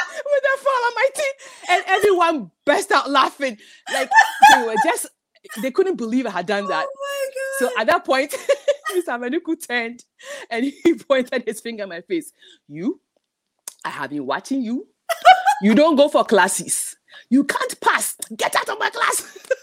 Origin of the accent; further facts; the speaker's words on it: Ghana; moved away; growing up in Ghana